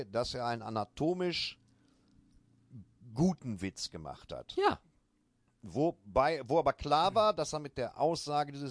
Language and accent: German; Germany; ich bin ja selber Deutscher